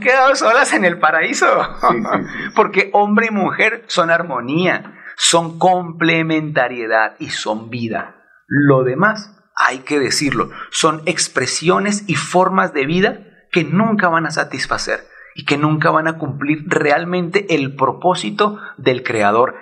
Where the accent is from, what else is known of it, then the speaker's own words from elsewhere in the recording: Bogotá, Colombia; Como bogotano